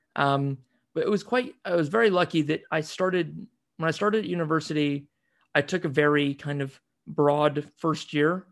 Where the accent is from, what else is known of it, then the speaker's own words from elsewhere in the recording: United States; growing up in the States, you know, most of the time, seeing myself very much as an American